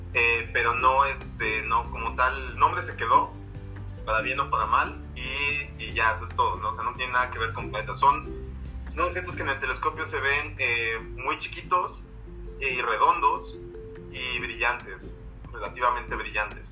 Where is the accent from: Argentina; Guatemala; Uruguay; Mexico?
Mexico; now in Mexico City, Mexico; la ciudad donde yo nací está aquí a 80 kilómetros de la Ciudad de México